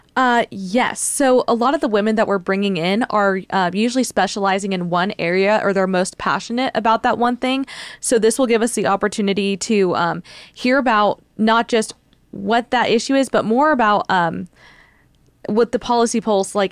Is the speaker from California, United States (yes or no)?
no; Rio Grande Valley, Texas, United States; now in Austin, United States; I'm very Texan. I was born here in Austin, uh, was mostly raised though in the Rio Grande Valley